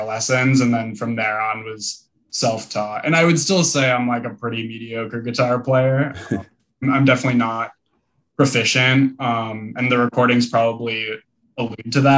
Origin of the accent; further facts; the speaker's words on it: Madison, Wisconsin, United States; I grew up in Madison, Wisconsin